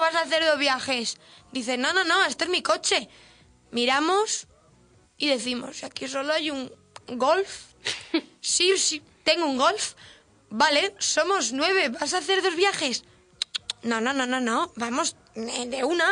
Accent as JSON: {"language": "Spanish", "country": "Spain", "said": "como española no, no concibo tener tan poquitas horas de sol."}